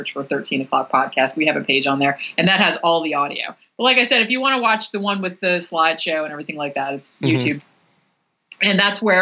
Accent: Florida, United States; I'm from here. Like, I was born in Florida

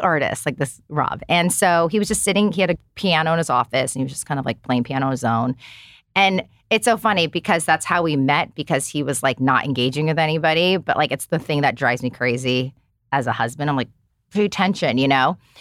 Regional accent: United States; I'm an American kid

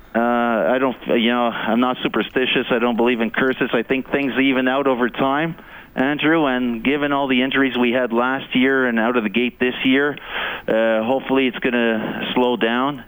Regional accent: Canada; also born or lived in Eastern Canada; now in Edmonton, Canada; as a Canadian

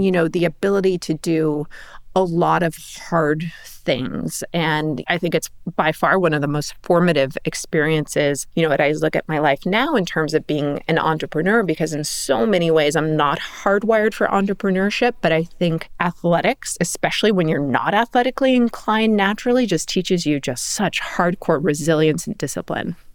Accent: Palos Verdes, California, United States; I grew up in Palos Verdes, which is tennis country.

